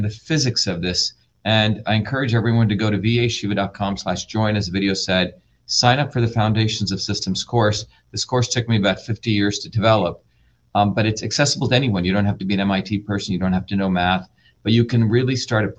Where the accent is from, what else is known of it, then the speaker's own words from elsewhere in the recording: India; moved away; I grew up in India with the era of the caste system